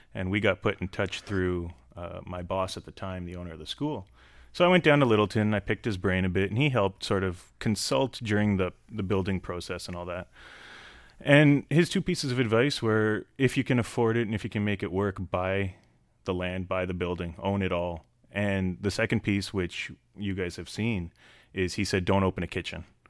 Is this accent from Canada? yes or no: yes; Canada; I grew up in Canada